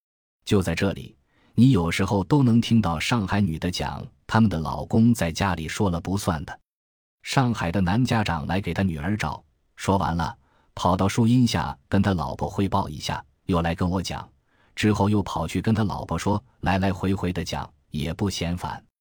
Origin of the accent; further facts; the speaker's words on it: Northeast China, China; 你也知道，我是东北人嘛。北方男人不怎么喜欢做家务，比较懒，然后可能整体忙工作多一点。